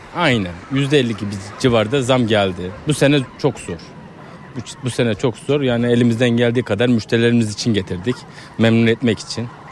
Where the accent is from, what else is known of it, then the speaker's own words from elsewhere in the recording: Iğdır, Turkey; moved away; also born or lived in Edirne; Aslen Iğdırlıyım